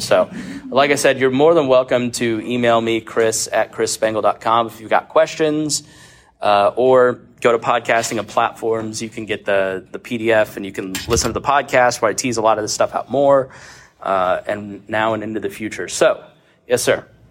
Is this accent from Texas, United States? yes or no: no; Plainfield, Indiana, United States; moved to Plainfield, Indiana, where I grew up